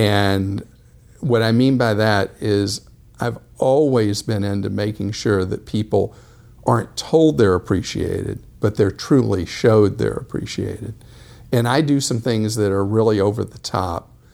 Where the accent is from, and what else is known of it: Atlanta, Georgia, United States; born or raised there